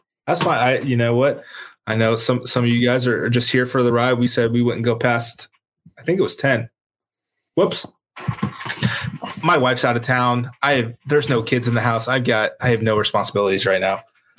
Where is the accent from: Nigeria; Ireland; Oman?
Ireland; Yeah, as an Irishman, I'm a Manchester United fan, so I've got my own issues with rooting for an English team